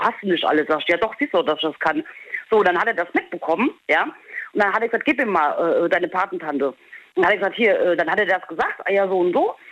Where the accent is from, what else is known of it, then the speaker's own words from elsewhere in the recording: Holzhausen, Germany; also born or lived in Peru; now in Diez, Germany; gebürtig aus Peru, groß geworden in Holzhausen und jetzt bin ich in Dietz